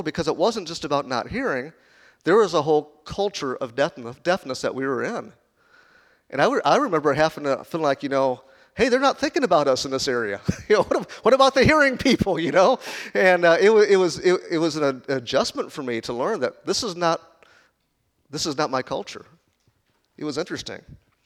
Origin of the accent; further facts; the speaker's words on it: Chicago, Illinois, United States; moved away; also born or lived in Kansas; I was born in Chicago. When I first moved to Kansas